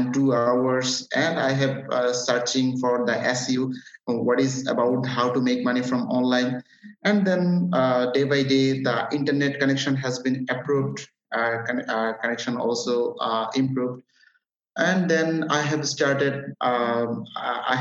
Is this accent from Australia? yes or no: no; Chattogram, Chittagong Division, Bangladesh; English is a second language; I'm from Bangladesh, living in Chattogram. My city name is Chattogram.